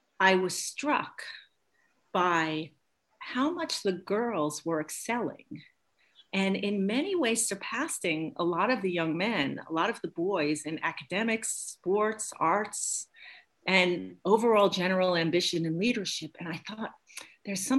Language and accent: English; New York, United States; moved away as an adult; also born or lived in New Hampshire; now in Maine, United States; I was born and raised in Brooklyn